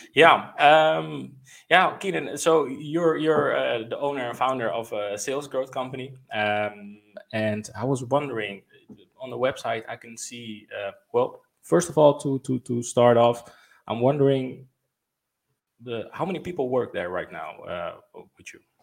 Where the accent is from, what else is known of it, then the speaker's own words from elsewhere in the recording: Netherlands; I'm from the Netherlands